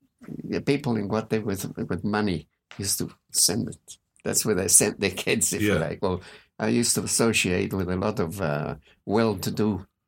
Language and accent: English; New Zealand; I was born in New Zealand.